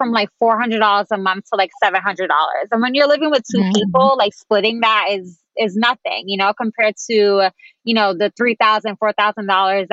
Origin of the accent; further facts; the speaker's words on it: New York City, New York, United States; moved away as an adult; also born or lived in Dallas; I grew up in tiny spaces. I mean, I'm from the Bronx, so our apartments were like tiny.